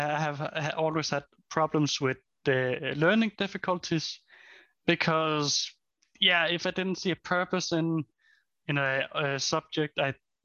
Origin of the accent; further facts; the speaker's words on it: Denmark; I'm from Denmark